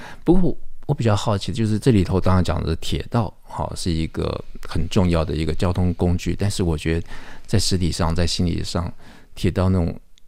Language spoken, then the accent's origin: Chinese; Taipei, Taiwan; 那小时候住在剑潭，我就习惯那个每天那个火车那个铁轨发出的那个音响，你就习惯有那样的一个韵律跟节奏醒来。